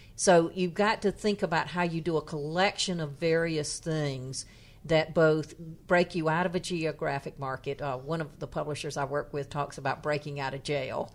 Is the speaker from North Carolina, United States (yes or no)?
yes; North Carolina, United States; my hometown, which is a s, in, in, happens to have the distinction of being the town in the poorest county in North Carolina